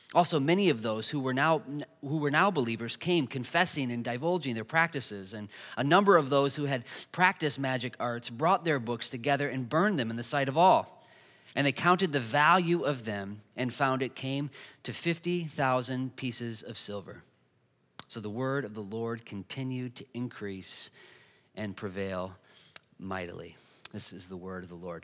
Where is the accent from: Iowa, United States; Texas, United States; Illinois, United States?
Iowa, United States; Dubuque; moved away as an adult; now in Iowa City, United States; I'm originally from Dubuque